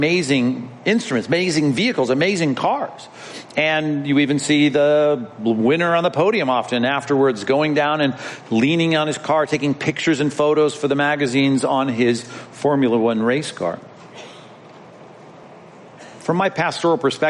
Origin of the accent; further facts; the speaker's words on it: Long Beach, California, United States; as a child growing up in Long Beach when the Grand Prix came to our town